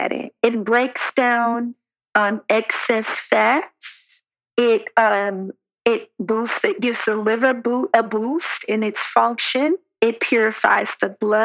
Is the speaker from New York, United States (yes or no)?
yes; New York, United States; I grew up in New York